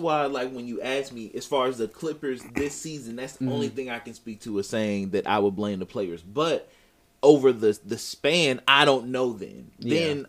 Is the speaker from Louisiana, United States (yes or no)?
no; Wisconsin, United States; that's my home state.